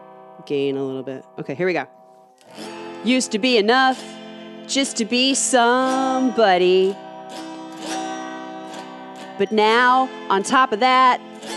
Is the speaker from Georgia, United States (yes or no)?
yes; Snellville, Georgia, United States; moved away as an adult; I grew up in Georgia. I lived there from when I was in third grade to when I graduated high school. And I lived in a town called Snellville.